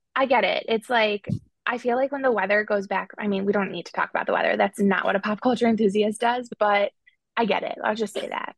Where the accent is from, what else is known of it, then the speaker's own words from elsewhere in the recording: Chicago, Illinois, United States; I'm from Chicago